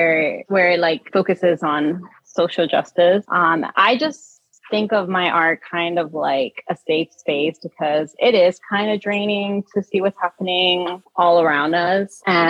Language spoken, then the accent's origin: English; Philadelphia, Pennsylvania, United States; No, I'm from Philly. Like, I don't care.